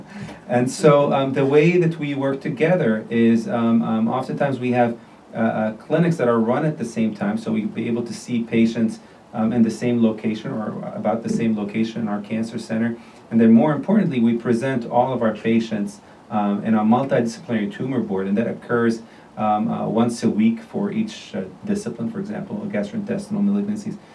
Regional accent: Jordan; moved away as an adult; also born or lived in Beirut, Lebanon / Iowa, United States / Chicago, United States; now in Chicago area, United States; I'm originally from Jordan, the country Jordan. I grew up there.

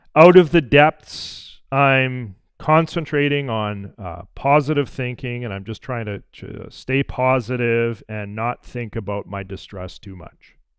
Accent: Alberta, Canada; growing up in Alberta

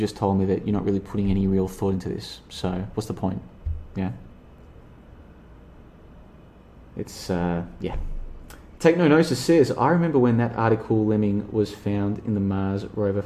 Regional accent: Australia; I grew up in Australia

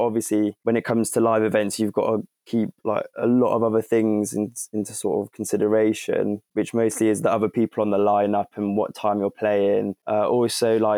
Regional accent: Oxford, South East England, United Kingdom; I'm from Oxford

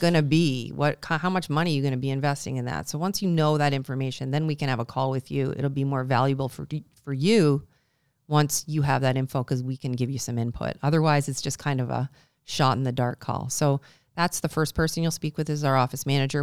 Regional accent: Canada; now in Buffalo, United States; I'm Canadian

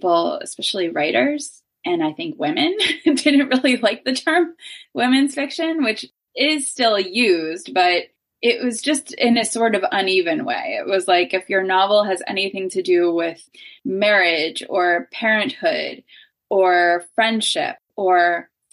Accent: Pittsburgh, Pennsylvania, United States; moved away as an adult; also born or lived in Athens, Ohio; now in Cincinnati, United States; I live in Cincinnati now. I'm originally from Pittsburgh

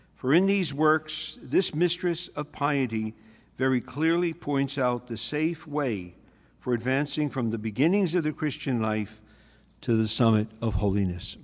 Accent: New York City, New York, United States; I grew up in the Bronx

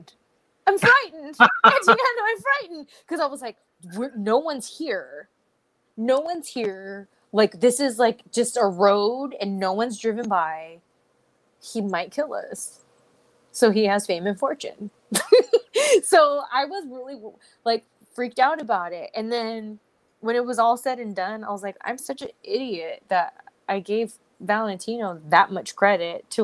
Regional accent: California, United States; I'm a California girl

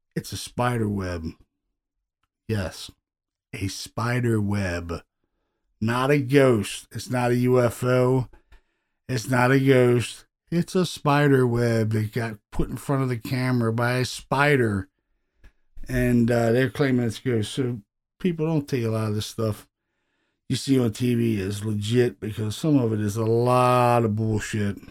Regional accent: Baltimore, Maryland, United States; these are people, you know, that I grew up with in Baltimore City

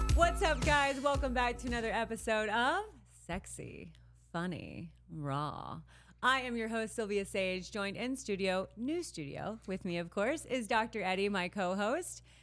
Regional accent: Midwest, United States; growing up in the Midwest

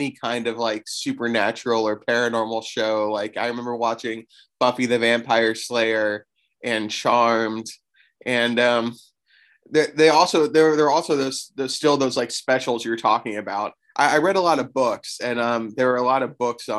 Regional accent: Florida, United States; I grew up in Florida, and my school took a field trip to St. Augustine

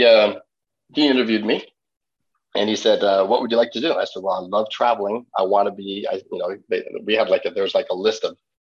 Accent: Washington, D.C. area, Maryland, United States; accent: American; I grew up in the Washington, D.C. area, so the state of Maryland, but right outside D.C.

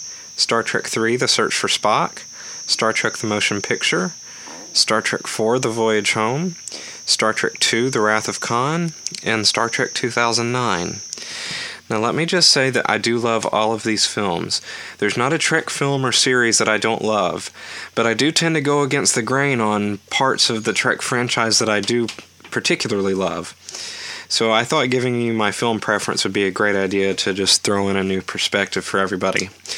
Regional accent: Alabama, United States; I'm from Alabama

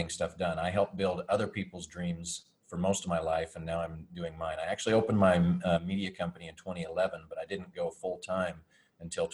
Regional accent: Roswell, New Mexico, United States; also born or lived in Dallas, Texas; I grew up in New Mexico at the world famous Roswell.

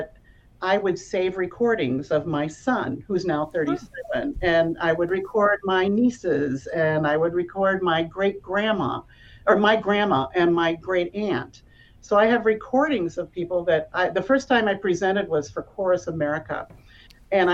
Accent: Iowa, United States; I grew up in Iowa

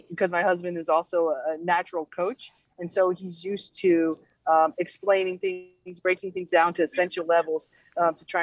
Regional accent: Georgia, United States; I actually grew up in Georgia, spent most of my life there, which is not a cold weather state

